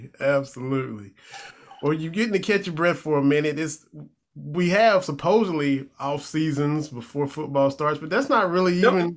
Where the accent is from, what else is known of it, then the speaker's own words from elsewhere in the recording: Harlan County, Kentucky, United States; down here in my neck of the woods. I'm from Harlan County originally.